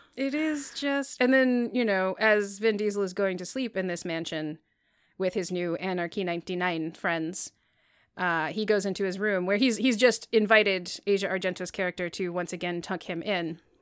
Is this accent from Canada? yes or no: no; United States; I'm American